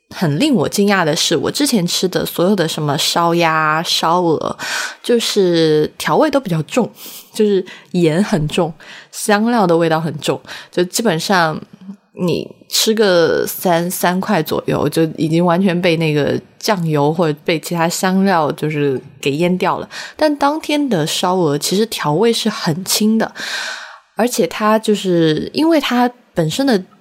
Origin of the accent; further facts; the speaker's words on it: Sichuan, China; 我们四川话有一个词叫八味